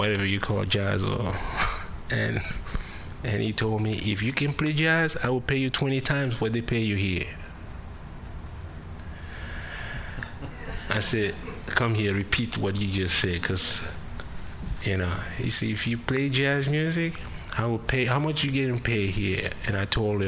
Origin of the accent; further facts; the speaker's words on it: Cameroon; English is a second language; moved away as an adult; I grew up, and I was born in Cameroon, Central Africa.